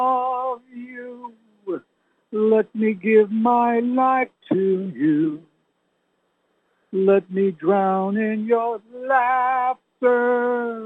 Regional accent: Canada; born there; You know, my parents were English. But I never learned to speak like they did because I was born in Canada.

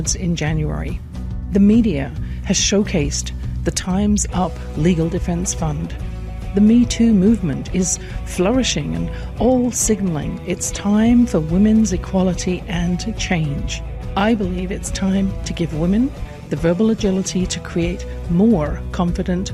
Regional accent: England, United Kingdom; I grew up in England in a house

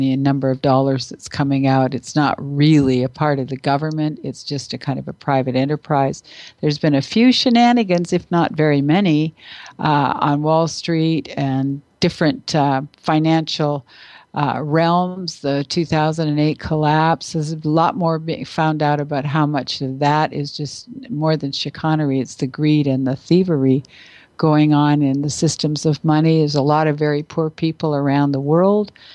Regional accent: Canada; I'm not American, I'm Canadian

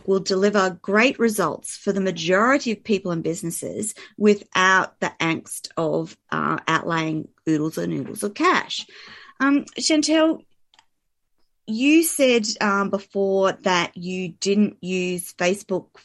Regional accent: Australia; I'm an Aussie

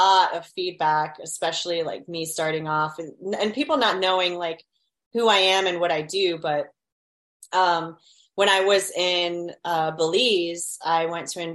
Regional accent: Miami, Florida, United States; I grew up in Miami. We've got a lot of Latin American cultures out here

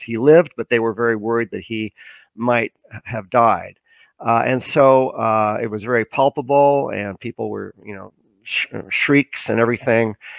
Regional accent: Canada; also born or lived in Vancouver; I'm a Canadian citizen. I live in Vancouver

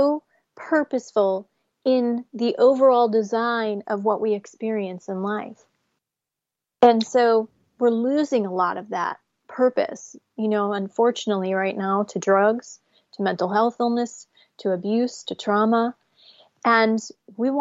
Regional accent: New Jersey, United States; growing up in New Jersey in a like a Section 8 apartment building

